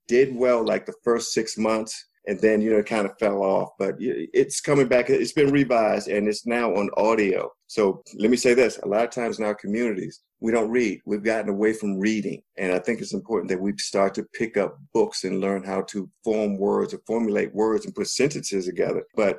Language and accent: English; United States; serve this country and I believe in what that flag of America is supposed to mean. We've been duped, but I'm an American.